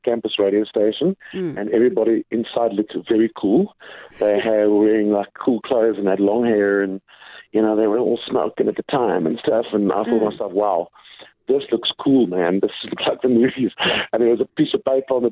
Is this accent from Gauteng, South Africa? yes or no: no; Gqeberha, Eastern Cape, South Africa; moved away; you guys are going to see my hometown